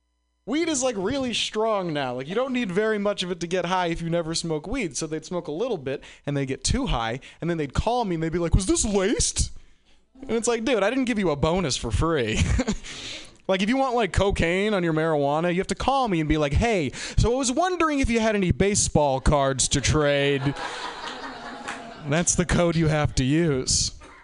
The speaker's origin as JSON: {"language": "English", "town": "Boston", "region": "Massachusetts", "country": "United States", "said": "Like, I'm from Boston, and it's like pretty legal there, but it's wicked legal here."}